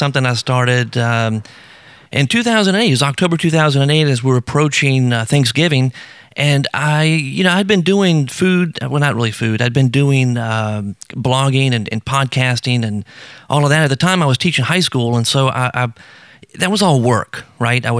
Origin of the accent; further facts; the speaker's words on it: South Louisiana, United States; I'm from South Louisiana. I grew up eating good food